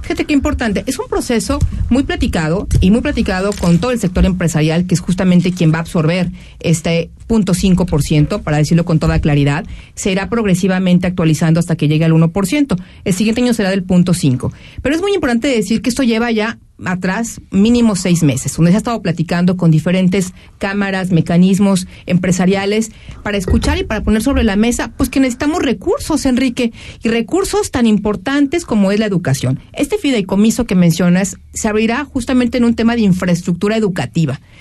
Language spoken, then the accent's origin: Spanish; Jalisco, Mexico; todos queremos que le vaya bien a nuestro Jalisco